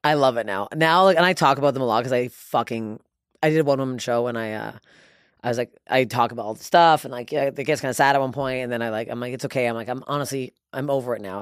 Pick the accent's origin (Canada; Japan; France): Canada; Toronto, Ontario; It was my hometown